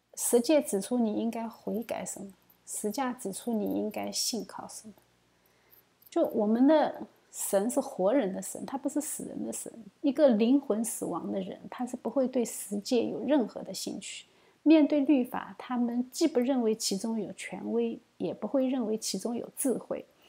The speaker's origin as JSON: {"language": "Chinese", "country": "China", "said": "作为一个中国人啊"}